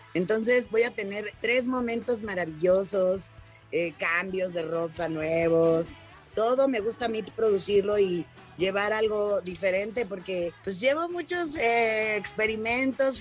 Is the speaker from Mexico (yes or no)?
yes; Mexico City, Mexico; empezar en México y más en donde yo nací. no hay nada como tu, como tu casa, como tu hogar, como tu, tu, ciudad